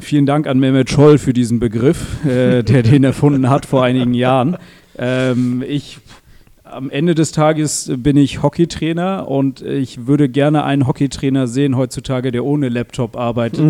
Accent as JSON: {"language": "German", "country": "Switzerland", "tie": "born or raised there", "moved": "as an adult", "lives_now": "Germany", "said": "ich bin in der Schweiz aufgewachsen"}